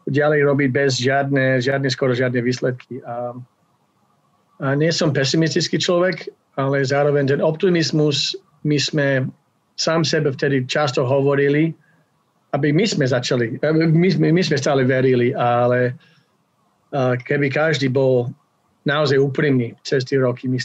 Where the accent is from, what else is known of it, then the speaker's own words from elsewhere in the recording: Slovakia; moved away as an adult; now in Canada; žil som tam 25 rokov